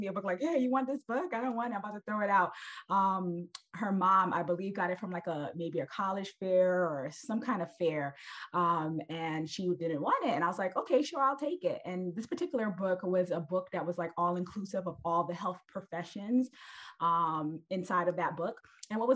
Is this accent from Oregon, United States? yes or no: no; New York City, New York, United States; I'm originally from Brooklyn. I'm from Brooklyn, New York.